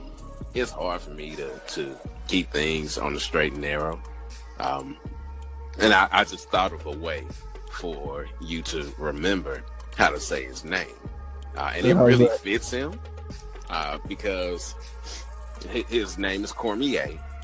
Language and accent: English; Nigeria; You know, I am unashamedly Nigerian and unashamedly biased towards my fighters.